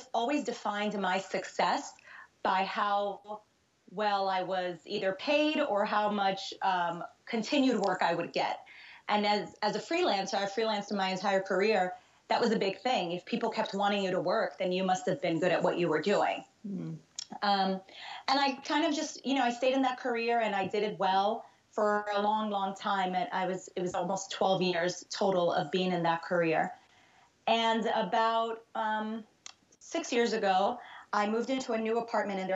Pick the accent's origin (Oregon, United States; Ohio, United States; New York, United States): New York, United States; New York City; moved away as an adult; also born or lived in Brazil / Hoboken, New Jersey; I was born in Brazil and grew up in the New York City area my whole life